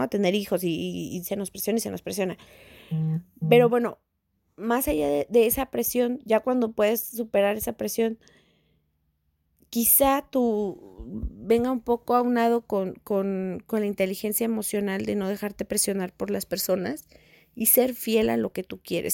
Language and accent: Spanish; Mexico; en México, al menos en mi país